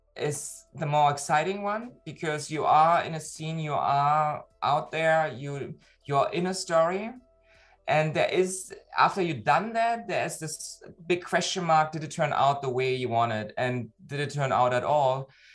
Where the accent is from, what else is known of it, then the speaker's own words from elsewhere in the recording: Berlin, Germany; now in Hamburg, Germany; I live in Hamburg, but originally I'm from Berlin, uh, actually East Berlin.